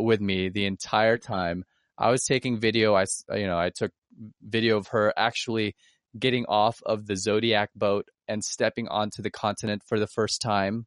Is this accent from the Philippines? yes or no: yes; Philippines; now in United States; I'm Filipino